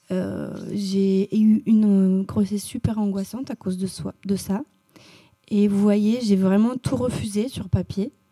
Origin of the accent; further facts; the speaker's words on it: Bucharest, Romania; now in France; Je, suis née à Bucarest, j'ai grandi là-bas et euh, voilà, je suis roumaine